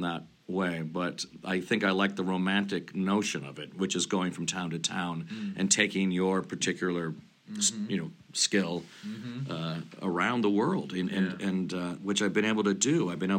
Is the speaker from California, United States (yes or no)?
yes; Sierra Madre, California, United States; where I grew up in Sierra Madre, California, near Pasadena.